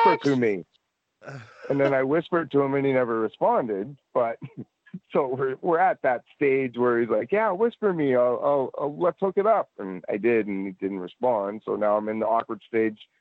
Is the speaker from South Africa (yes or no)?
no; Edmonton, Alberta, Canada; moved away; also born or lived in Nova Scotia; I grew up in Edmonton